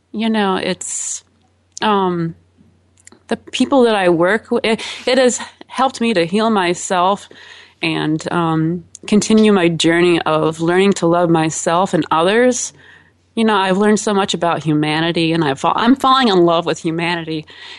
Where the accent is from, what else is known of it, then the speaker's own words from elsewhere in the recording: Chicago, Illinois, United States; I am from Chicago, Illinois.